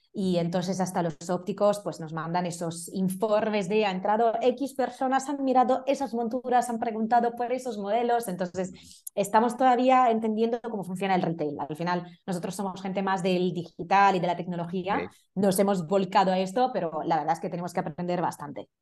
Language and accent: Spanish; Italy; Spanish is a second language; moved away as an adult; now in Madrid, Spain; soy italiana